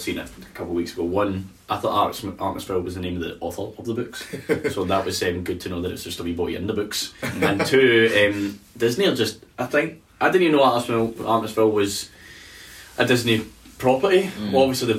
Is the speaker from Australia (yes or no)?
yes; Australia; Actually gave me the fear as a kid. I'm Australian, wasn't it?